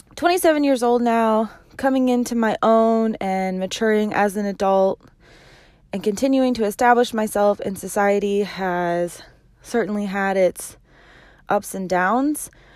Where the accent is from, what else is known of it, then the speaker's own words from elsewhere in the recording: Medford, Oregon, United States; also born or lived in Hot Springs, Arkansas; I am from Medford, Oregon. I was born and raised right here in the Rogue Valley.